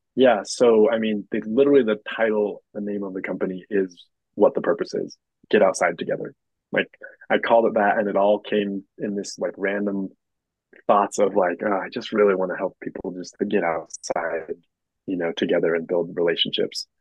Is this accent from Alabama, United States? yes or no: no; Moab, Utah, United States; I grew up in Moab, born raised on the river here in Moab.